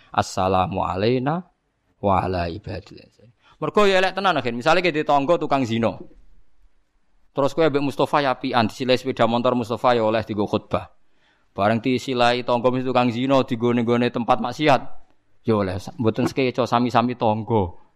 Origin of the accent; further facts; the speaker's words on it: Java, Indonesia; Lo meskipun kita sendiri sebagai orang Jawa tidak punya nyali farik misalnya.